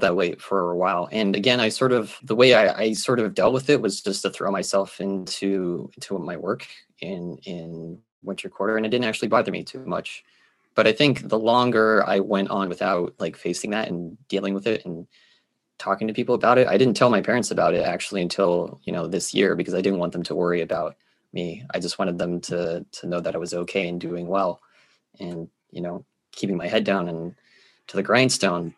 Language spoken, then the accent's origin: English; Geneva, Switzerland; moved away as an adult; now in United States; I am a Swiss American born in Geneva, Switzerland